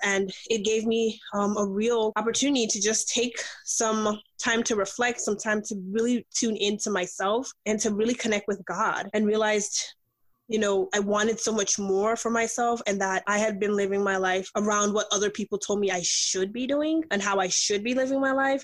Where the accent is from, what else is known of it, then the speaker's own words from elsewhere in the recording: New York, United States; also born or lived in Nigeria; I'm Nigerian by birth, but I grew up here. I actually grew up in New York